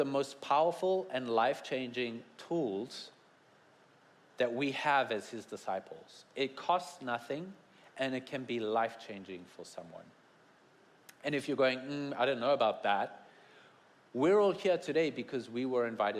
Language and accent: English; South Africa; moved away; I come from South Africa and have the best accents